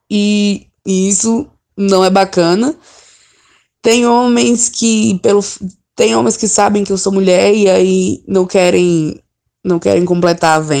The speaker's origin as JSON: {"language": "Portuguese", "town": "Brasília", "region": "Federal District", "country": "Brazil", "said": "E é isso, assim, sou de Brasília."}